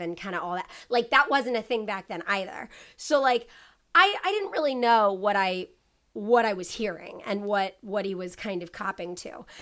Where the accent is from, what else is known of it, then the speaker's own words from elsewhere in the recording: Ohio, United States; I'm from Ohio